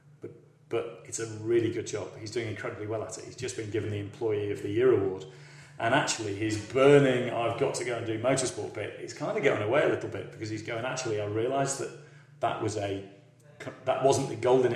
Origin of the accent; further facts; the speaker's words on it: Yorkshire and the Humber, United Kingdom; moved away; I'm a Yorkshireman, so, you know, for the fact that I'm sat here in Oxfordshire